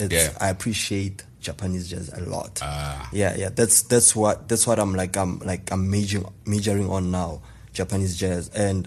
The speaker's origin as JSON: {"language": "English", "town": "Pretoria", "region": "Gauteng", "country": "South Africa", "tie": "born or raised there", "said": "I was born and bred in Mamelodi. Funny enough, I was born Go Mamelodi."}